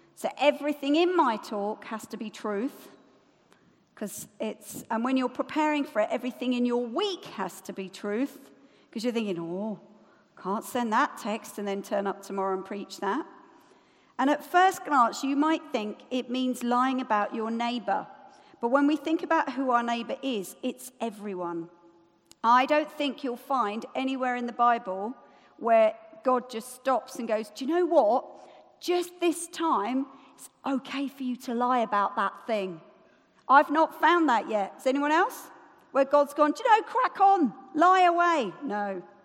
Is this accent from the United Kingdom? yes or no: yes; United Kingdom; we're British